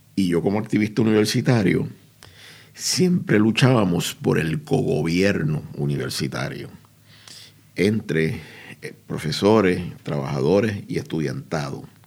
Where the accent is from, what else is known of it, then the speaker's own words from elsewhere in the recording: Puerto Rico; Nuestra escuela es un centro de educación alternativa en mi país, Puerto Rico